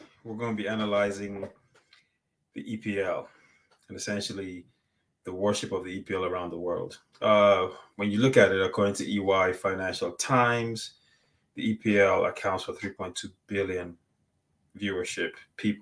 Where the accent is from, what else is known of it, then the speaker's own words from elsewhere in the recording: Nigeria; we're both Nigerian.